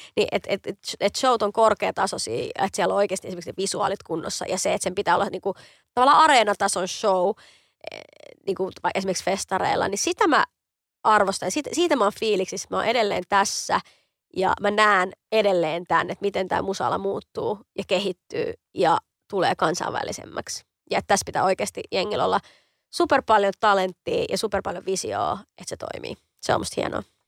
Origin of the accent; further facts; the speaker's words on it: Helsinki, Uusimaa, Finland; mähän on Kontulasta kotoisin, mä oon niin kuin lähiömuijia